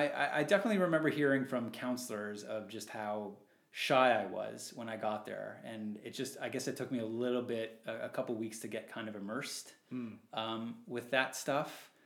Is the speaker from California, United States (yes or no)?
yes; San Diego, California, United States; we grew up in San Diego